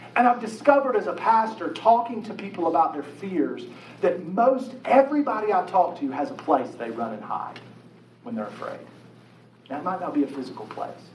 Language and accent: English; Chapmanville, West Virginia, United States; I grew up in Chapmanville, West Virginia, total population of 1,432